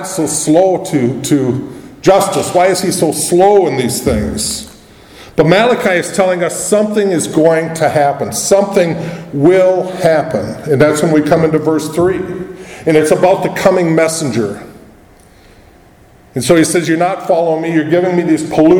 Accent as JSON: {"language": "English", "country": "United States", "said": "As an American"}